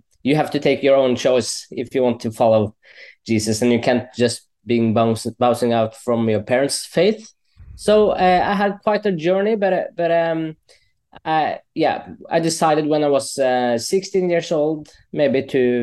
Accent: Stange, Innlandet, Norway; English is a second language; also born or lived in Colombia; I'm actually adopted from Colombia. So I got to Norway when I was around 2.5 years old. And then I was raised in a Christian family

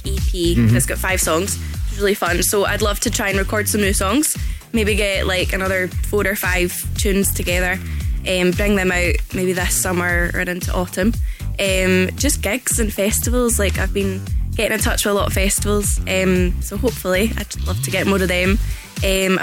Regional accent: Loch Lomond, Scotland, United Kingdom; also born or lived in Glasgow; So I'm actually from Loch Lomond. So that's where I was brought up and stuff.

